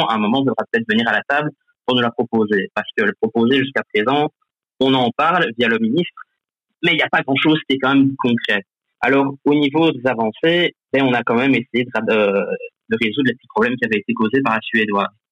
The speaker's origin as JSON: {"language": "French", "area": "Marchienne-au-Pont", "region": "Wallonia", "country": "Belgium", "said": "j'ai 23 ans, je viens de Marchand-Flamène"}